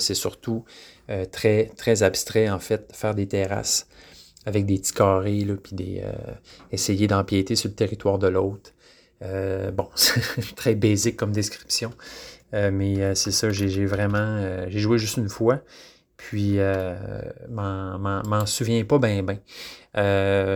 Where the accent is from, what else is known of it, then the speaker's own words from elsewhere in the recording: Quebec, Canada; je suis un Québécois